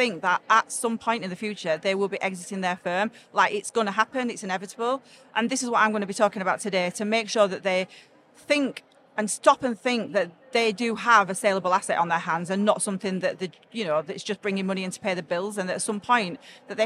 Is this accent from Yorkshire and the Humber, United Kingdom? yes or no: yes; Sheffield, Yorkshire and the Humber, United Kingdom; I'm from Sheffield, so literally just down the road from here. Or if I say it properly, down road from here